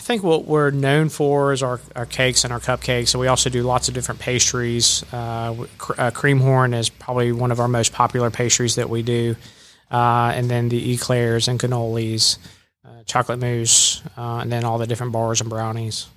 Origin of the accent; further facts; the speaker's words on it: Jacksonville, Florida, United States; also born or lived in Birmingham, Alabama; now in Rome, Georgia, United States; I'm originally from Jacksonville, Florida